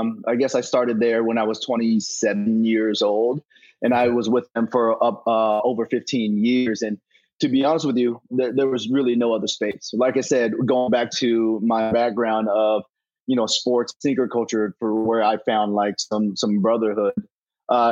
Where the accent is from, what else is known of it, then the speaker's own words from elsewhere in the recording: Kentucky, United States; moved away as an adult; also born or lived in Chicago / Memphis; now in Los Angeles, United States; Born and raised in Kentucky